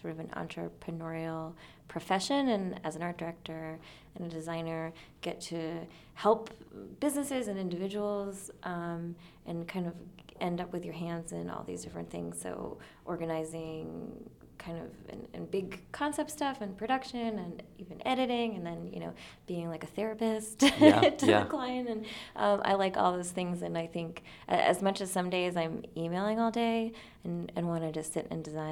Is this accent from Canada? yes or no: no; Kutztown, Pennsylvania, United States; also born or lived in Brooklyn; now in Pittsburgh, United States; I come from Kutztown, Pennsylvania, which is in eastern Pennsylvania